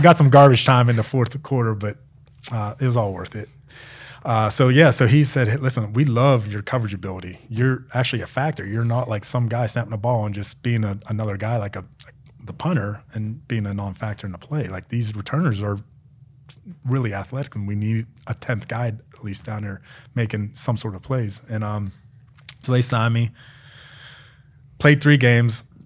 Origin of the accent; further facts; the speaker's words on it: Pennsylvania, United States; moved away as an adult; also born or lived in Maryland; now in Arizona, United States; I grew up in Pennsylvania